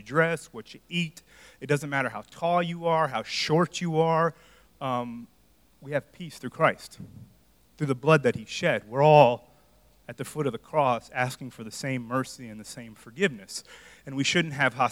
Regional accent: United States; I was born here. I'm an American

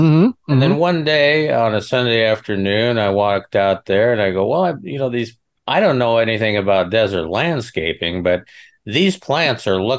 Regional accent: Nebraska, United States; Well, okay. I came from Nebraska. What is winter grass?

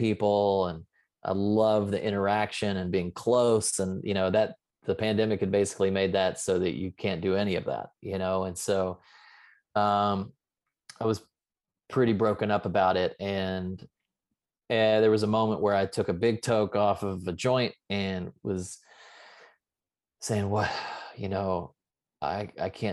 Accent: the South, United States; I was raised in the South

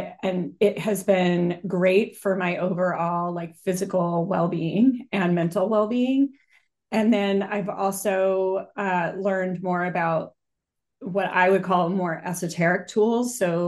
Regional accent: Boulder, Colorado, United States; So I grew up in Boulder, Colorado, which is kind of known to be a very new agey city, at least at the time when I was there.

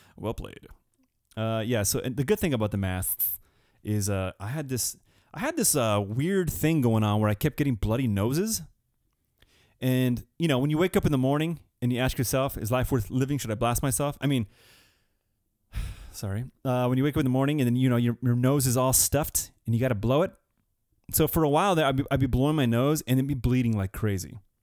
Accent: Southern California, United States; Southern California

